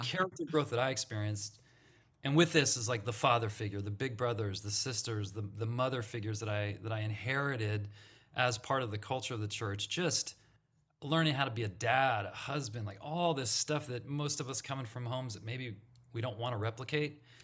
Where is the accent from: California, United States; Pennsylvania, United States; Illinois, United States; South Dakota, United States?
California, United States; Santa Monica; I grew up in Santa Monica, California